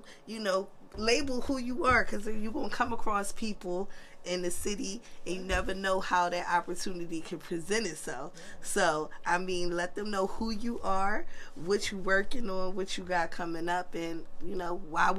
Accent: Philadelphia, Pennsylvania, United States; how growing up in Philly, no matter what part of the city you grew up, it birthed the hustle in us.

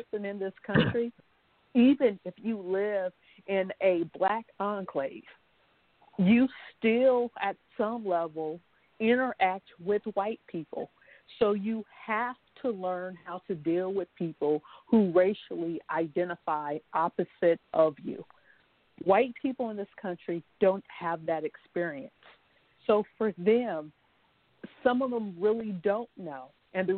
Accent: Omaha, Nebraska, United States; I grew up in Omaha, Nebraska

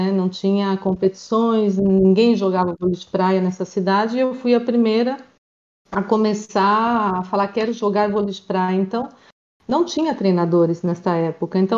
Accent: Maringá, Paraná, Brazil; moved away as an adult; now in Spain; eu sou do Brasil, eu sou do Paraná, na cidade de Maringá.

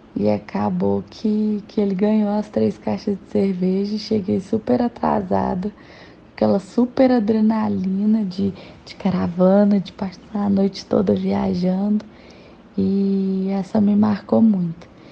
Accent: Betim, Minas Gerais, Brazil; sou de Betim, Minas Gerais

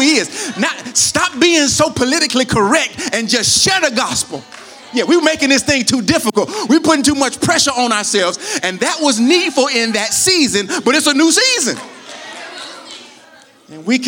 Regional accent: United States; I'm from America, not from Greece, so I pronounce it the American way

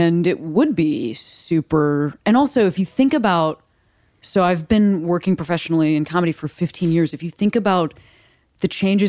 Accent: Midwest, United States; Like, I am from the Midwest. I live on the West Coast now

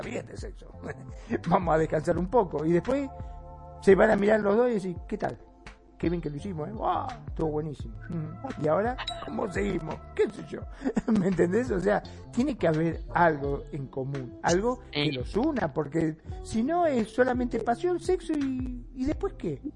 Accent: Argentina; acá en mi país, en Argentina

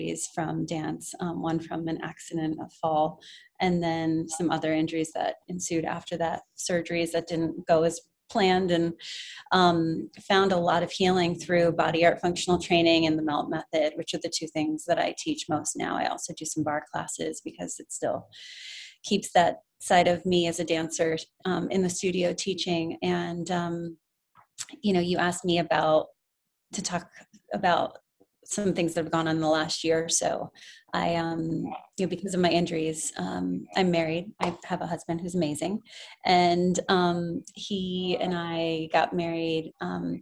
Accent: Connecticut, United States; moved away as an adult; also born or lived in the South; now in New York City, United States; I'm originally from Connecticut

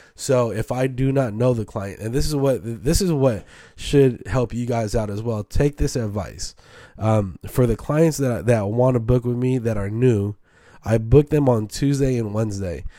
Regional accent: San Francisco, California, United States; also born or lived in Oakland; So I'm born and raised in Frisco.

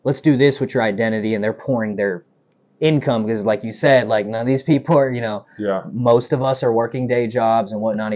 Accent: Texas, United States; moved away as an adult; also born or lived in Philadelphia, Pennsylvania; now in Los Angeles, United States; I was raised here

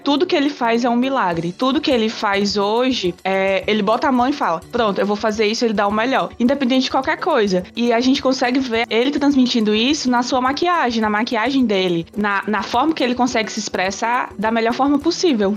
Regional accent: São Luís, Maranhão, Brazil; now in Fortaleza, Brazil; eu sou de São Luís, mas atualmente moro em Fortaleza

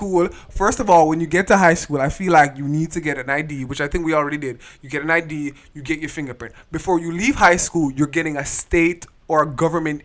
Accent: Jamaica; moved away; growing up in Jamaica and here

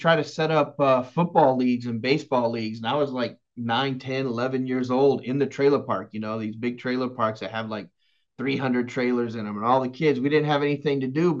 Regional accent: Corpus Christi, Texas, United States; also born or lived in Houston / Dallas; And when I lived in Dallas, I'm from Houston. I lived down in Corpus Christi, raised by a single mom like yourself, in a small trailer park down there.

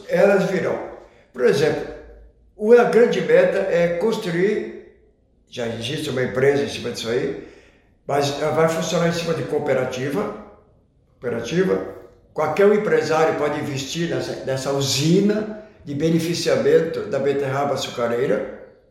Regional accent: Santa Cruz do Sul, Rio Grande do Sul, Brazil; also born or lived in Germany; Alemanha é onde eu nasci, em 1947, menos de dois anos, menos de um ano estava em Santa Cruz

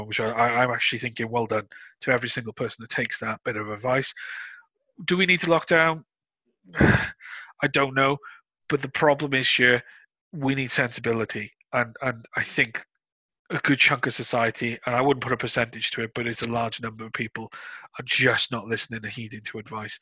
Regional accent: United Kingdom; we're British.

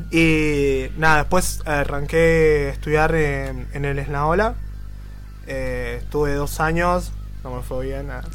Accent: Buenos Aires, Argentina; yo soy de Bajo Flores

